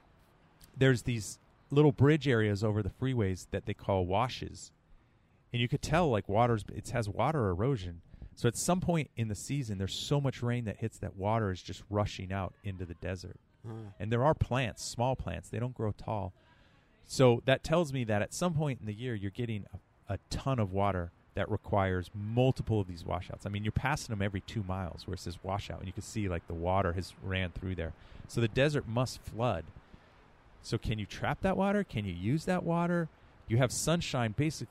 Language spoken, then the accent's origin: English; Bay Area, California, United States; we're from the Bay Area